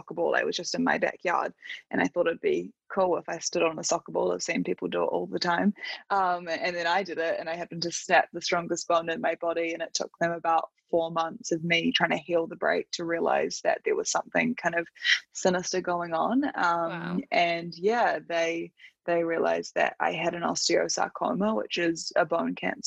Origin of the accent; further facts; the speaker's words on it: Auckland, New Zealand; I live in New Zealand. I grew up in Auckland and have pretty much always lived here